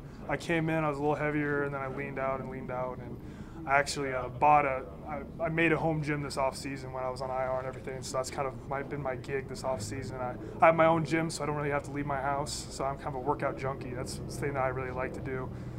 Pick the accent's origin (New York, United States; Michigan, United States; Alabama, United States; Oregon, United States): Oregon, United States; because I'm from Oregon